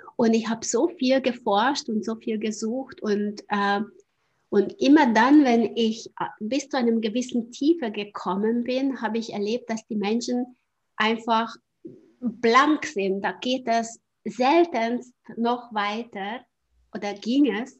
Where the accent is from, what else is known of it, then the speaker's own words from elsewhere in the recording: Hungary; German is a second language; moved away as an adult; noch in Ungarn, ich komme ja aus Ungarn, vielleicht hört man auch auf, auf, der Sprache